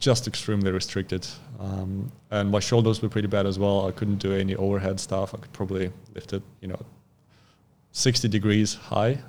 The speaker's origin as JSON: {"language": "English", "region": "Khabarovsk Krai", "country": "Russia", "tie": "born or raised there", "also_born_or_lived": "Sakhalin Island, Russia", "second_language": "English", "moved": "as an adult", "lives_now": "Australia", "said": "And then I moved to the mainland state of, uh, Khabarovsk. So, and that's, that's where I spent most of my life"}